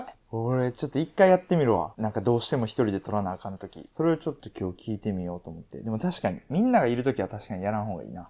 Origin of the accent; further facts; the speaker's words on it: Kansai, Japan; accent: Kansai dialect; moved away; こうやって関西弁である程度話してんねんけど。基本標準語で話してて